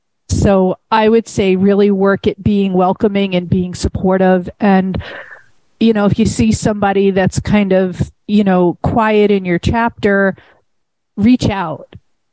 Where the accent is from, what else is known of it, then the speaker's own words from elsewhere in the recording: New York, United States; accent: New York; I'm never going to lose my New York accent.